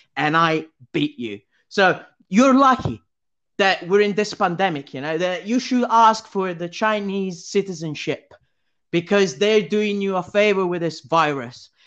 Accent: Italy; I'm Italian

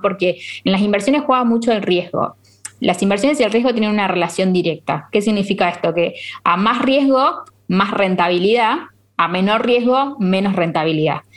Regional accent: Argentina; países como Argentina que tenemos esta inflación

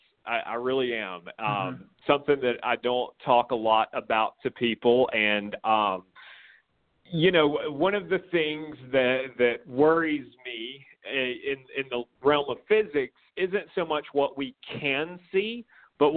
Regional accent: Corner, Alabama, United States; I grew up in Corner, Alabama

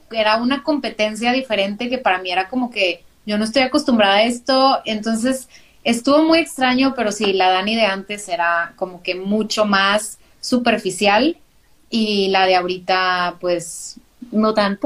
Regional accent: Monterrey, Nuevo León, Mexico; soy de Monterrey, Nuevo León, de ahí, por acá del norte, si habla, si notan que hablo medio extraño es por eso

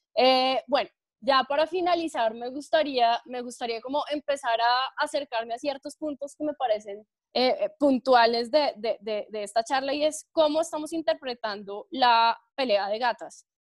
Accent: Chía, Cundinamarca, Colombia; yo soy de pueblo, yo me considero de pueblo porque nacida y crecida en Chía, a mucho honor

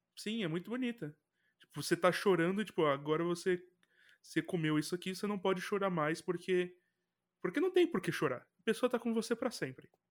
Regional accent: Brazil; Como brasileiro

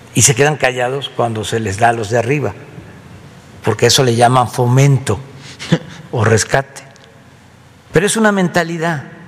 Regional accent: Mexico; entre todos los mexicanos

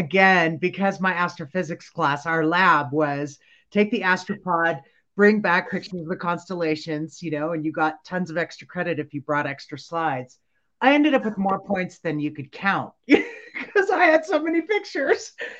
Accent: California, United States; grew up in Southern California, and my dad made sure it was a ritual.

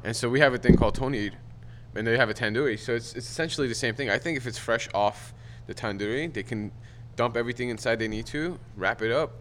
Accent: Glendale, California, United States; I went to Glendale High School. I uh, was born in Glendale

